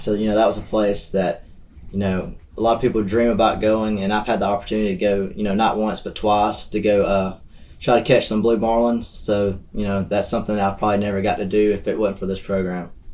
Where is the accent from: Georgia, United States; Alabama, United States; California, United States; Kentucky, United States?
Alabama, United States; Verbena; I'm from Verbena, Alabama